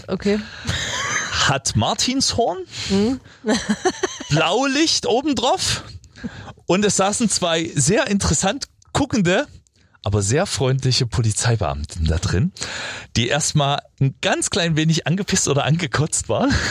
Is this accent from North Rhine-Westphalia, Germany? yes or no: no; Freiberg, Saxony, Germany; ich bin in Freiberg groß geworden